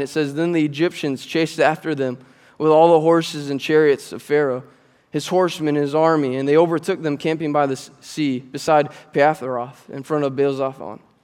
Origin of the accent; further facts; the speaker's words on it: Fremont, United States; also born or lived in Georgia; I grew up here at Grace, and I grew up in Fremont